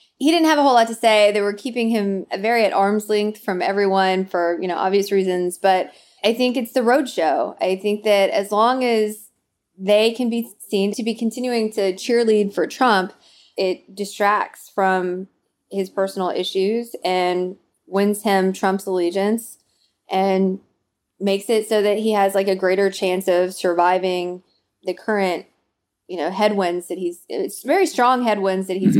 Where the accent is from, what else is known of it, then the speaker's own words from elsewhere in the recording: Nashville, Tennessee, United States; accent: Southern; moved away; also born or lived in Arkansas; I grew up in Nashville, so I was born in Arkansas, grew up in in Nashville, Tennessee, and I don't think that I have a really uh, overwhelming Southern accent in current usage